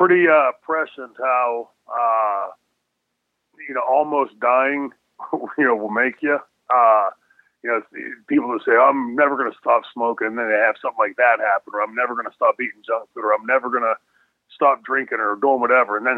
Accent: New Brighton, Pennsylvania, United States; I grew up in New Brighton, Pennsylvania

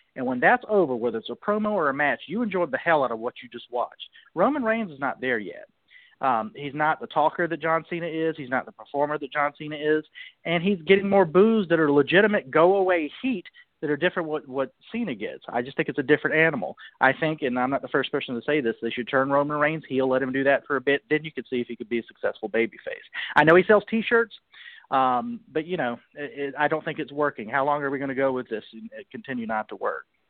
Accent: Charleston, South Carolina, United States; moved away as an adult; now in Washington, D.C., United States; down there in Charleston, my hometown

